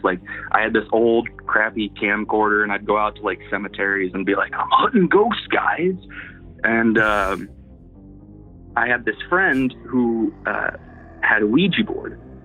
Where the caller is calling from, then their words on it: Iowa, United States; I'm calling from Iowa, Midwest USA